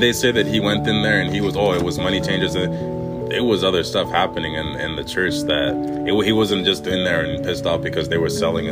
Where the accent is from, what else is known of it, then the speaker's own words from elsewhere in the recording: Winnipeg, Manitoba, Canada; I grew up in Winnipeg.